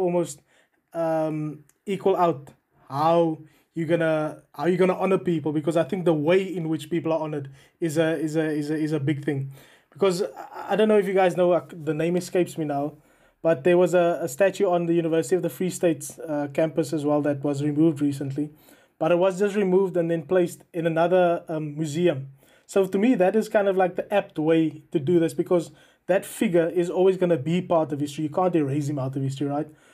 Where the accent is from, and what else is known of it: South Africa; now in United Kingdom